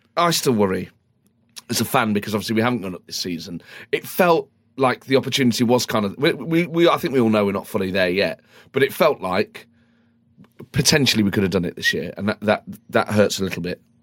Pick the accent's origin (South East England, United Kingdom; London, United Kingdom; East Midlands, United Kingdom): East Midlands, United Kingdom; Nottingham; growing up in Nottingham at that time